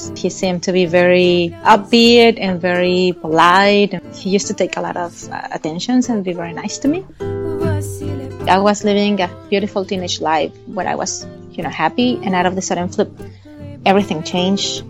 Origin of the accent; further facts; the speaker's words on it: Mexico City, Mexico; English is a second language; moved away as an adult; also born or lived in South Carolina; now in United States; I was born in Mexico City, which is a very huge city